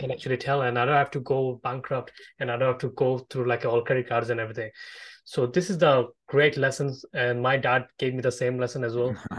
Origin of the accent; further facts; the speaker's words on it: Bangladesh; I'm from Bangladesh myself